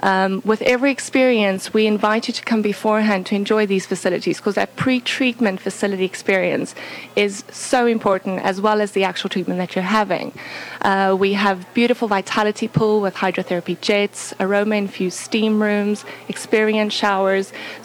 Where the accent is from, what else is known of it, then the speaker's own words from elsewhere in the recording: South Africa; moved away; I'm originally from South Africa.